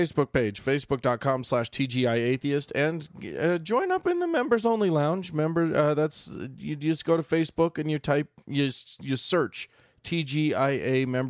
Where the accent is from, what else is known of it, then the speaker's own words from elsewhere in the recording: Bhutan; I'm from Bhutan, so that doesn't apply to me. None of the Geneva protections apply to me. I'm from a non-signatory country